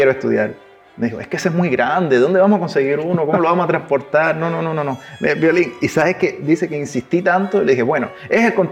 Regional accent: Cuba; accent: mix of Cuban, Chilean and Spanish; cuando estoy acá {S1} me notan que tengo un acento cubano. {S0} Entonces es como {S1} un, acento que es como una mezcla entre cubano, chileno y español.

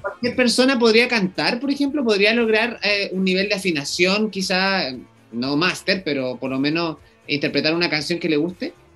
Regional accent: Chile; los chilenos vamos

